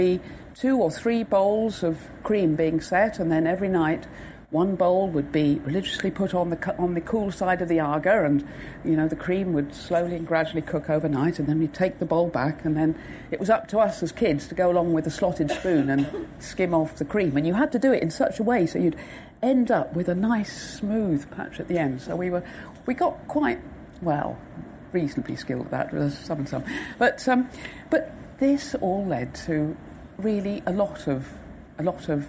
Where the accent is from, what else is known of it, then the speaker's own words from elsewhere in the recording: West Devon, South West England, United Kingdom; now in Wales, United Kingdom; I was brought up in the West Devon